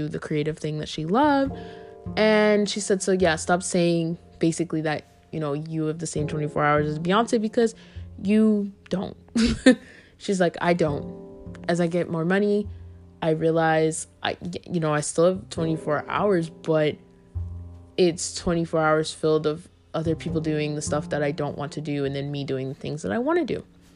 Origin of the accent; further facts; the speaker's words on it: the South, United States; I'm from the South